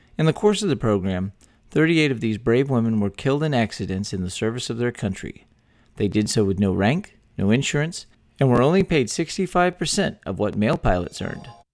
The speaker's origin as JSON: {"language": "English", "region": "Texas", "country": "United States", "tie": "born or raised there"}